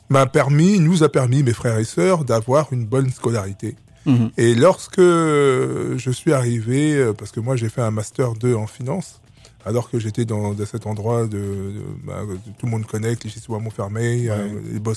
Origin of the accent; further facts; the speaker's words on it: Republic of the Congo; also born or lived in Clichy-sous-Bois; now in France; Et euh, donc moi je suis arrivé en France dans les années 70. {S2} Mm. {S1} Et euh, donc avec, je viens du Congo Brazza et avec des parents qui nous ont